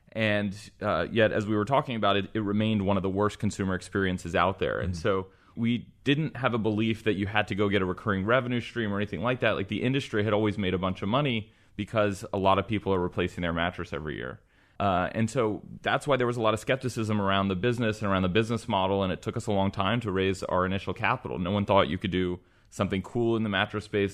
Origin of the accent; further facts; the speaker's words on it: Texas, United States; I was born and raised in Texas. Went to University of Texas in Austin